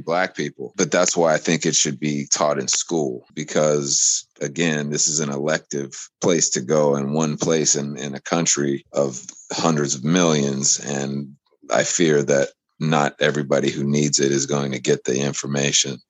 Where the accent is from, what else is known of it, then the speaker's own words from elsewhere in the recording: United States; I come from America